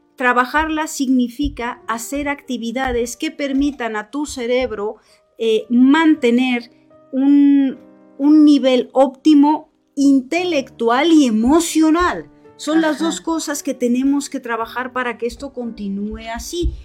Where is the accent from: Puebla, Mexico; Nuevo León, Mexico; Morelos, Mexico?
Morelos, Mexico; moved away as an adult; now in Bilbao, Spain; Yo soy mexicana, soy morelense, He estudiado en la Universidad Autónoma del Estado de Morelos